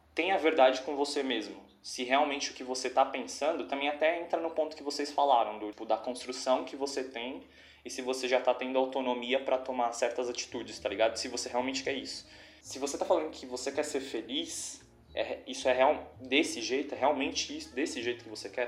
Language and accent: Portuguese; São Paulo, Brazil; eu sou já de São Paulo